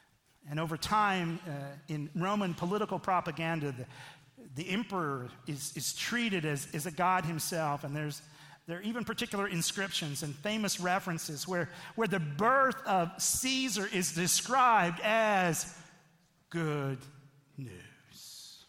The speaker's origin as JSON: {"language": "English", "country": "United States", "moved": "as an adult", "said": "I'm an American in a foreign land."}